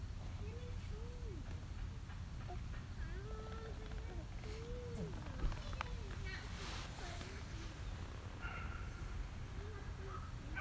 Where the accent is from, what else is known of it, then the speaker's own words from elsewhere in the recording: Orange City, United States; my Orange City town